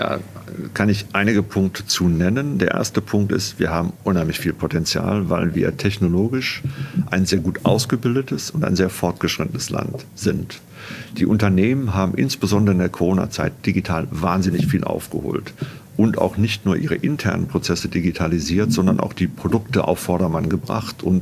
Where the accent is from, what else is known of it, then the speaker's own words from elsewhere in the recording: North Rhine-Westphalia, Germany; Naja, ich bin aufgewachsen am Niederrhein, nicht in München, am Niederrhein, nähe der holländischen Grenze.